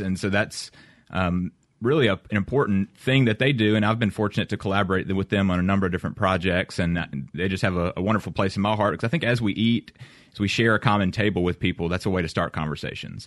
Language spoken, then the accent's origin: English; Oxford, Mississippi, United States; also born or lived in Shaw, Mississippi; I grew up in Mississippi